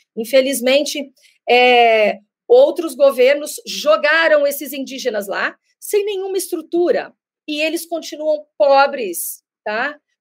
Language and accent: Portuguese; Dourados, Mato Grosso do Sul, Brazil; Dourados, a maior aldeia urbana do mundo, que tem cerca de 17 mil indígenas, que é na cidade que eu nasci